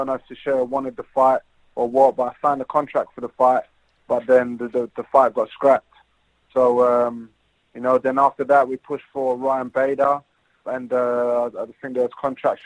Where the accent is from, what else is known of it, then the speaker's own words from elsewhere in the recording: London, United Kingdom; my hometown